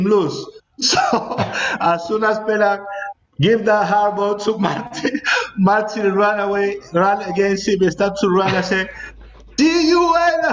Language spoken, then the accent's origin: English; southern Spain, Spain; English is a second language; moved away as an adult; also born or lived in Mallorca / Valencia / London; South people from Spain, for us, it's very difficult to speak even Spanish